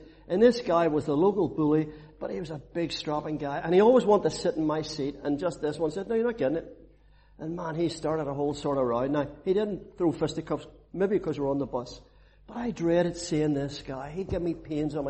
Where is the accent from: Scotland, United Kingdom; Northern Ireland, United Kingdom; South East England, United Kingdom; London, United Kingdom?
Northern Ireland, United Kingdom; Belfast; where I grew up in Belfast. It was a rough place